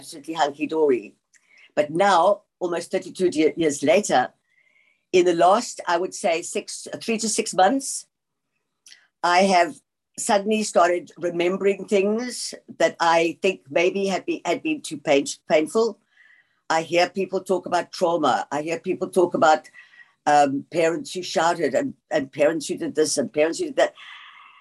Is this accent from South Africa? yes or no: yes; South Africa; also born or lived in England / George, South Africa; we came to South Africa from England when I was 7 years old